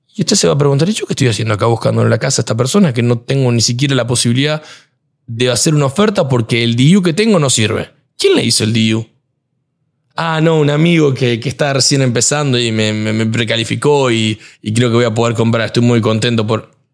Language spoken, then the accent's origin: Spanish; Argentina; moved away; yo soy argentino